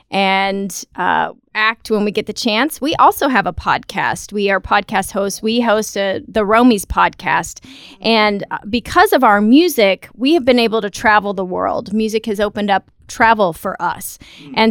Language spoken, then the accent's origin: English; United States; now in Texas, United States; And we are from the United States.